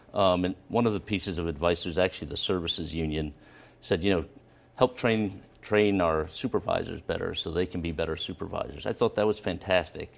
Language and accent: English; Philadelphia, Pennsylvania, United States; moved away as an adult; also born or lived in Boston; now in Rhode Island, United States; I'm born and raised in Philadelphia, in West Philadelphia